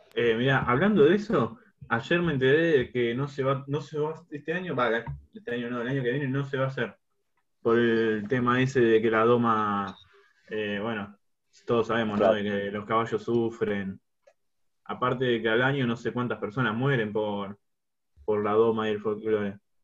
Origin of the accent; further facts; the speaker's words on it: Argentina; somos eh, los argentinos